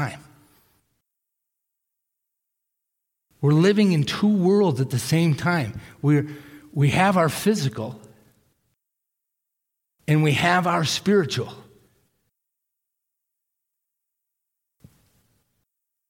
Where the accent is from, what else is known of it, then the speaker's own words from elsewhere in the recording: Millis, Massachusetts, United States; I was in Hurricane Gloria when I was growing up on the East Coast in Millis, Massachusetts.